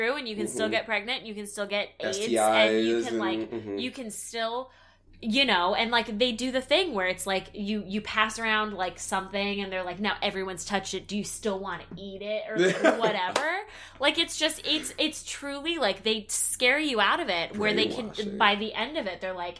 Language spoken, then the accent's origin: English; Texas, United States; now in Los Angeles, United States; growing up in Texas and going to public school